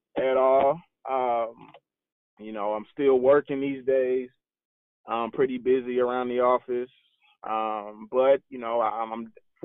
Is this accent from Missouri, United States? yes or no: yes; St. Louis, Missouri, United States; moved away as an adult; now in Baltimore, United States; I'm born and raised in St. Louis, Missouri. Currently residing in Baltimore, Maryland. Been here for about 5 years now